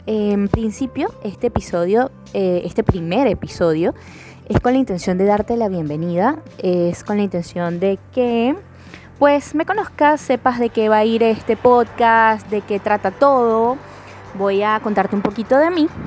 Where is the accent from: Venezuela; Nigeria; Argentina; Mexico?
Venezuela; Caracas, Capital District; now in Lima, Peru; Yo soy venezolana, eh, caraqueña.